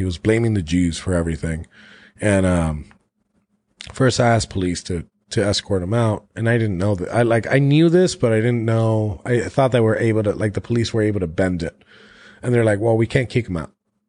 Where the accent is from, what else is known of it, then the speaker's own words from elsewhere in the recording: Florida, United States; I'm from Florida.